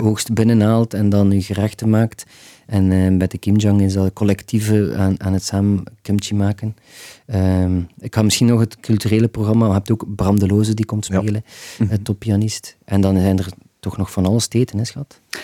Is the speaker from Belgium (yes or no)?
yes; Ghent, Flanders, Belgium; als Gentenaar